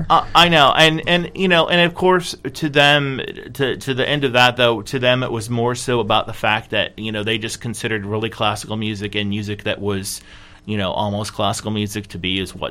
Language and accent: English; California, United States; born there; also born or lived in Michigan / South Carolina; I was born in California and I lived in Michigan and South Carolina for most of my life